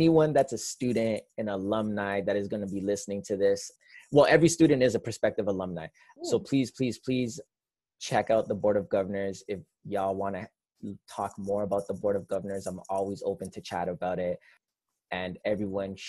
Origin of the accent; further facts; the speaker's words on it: Toronto, Ontario, Canada; I grew up on the West End of Toronto. I grew up born and raised on Jane Street, specifically Jane and Wilner, just south of Eglinton. Lived there for 30 years of my life